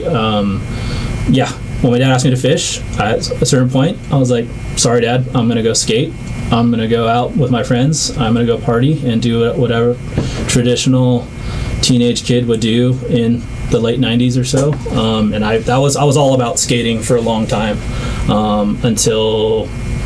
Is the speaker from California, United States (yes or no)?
yes; Carson, California, United States; I grew up in the South Bay, grew up in Carson, California.